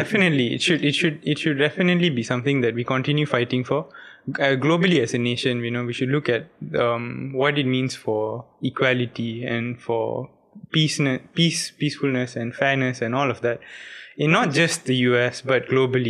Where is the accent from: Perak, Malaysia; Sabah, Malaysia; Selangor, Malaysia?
Perak, Malaysia; Ipoh; now in Penang, Malaysia; my hometown's not actually Penang, it's Ipoh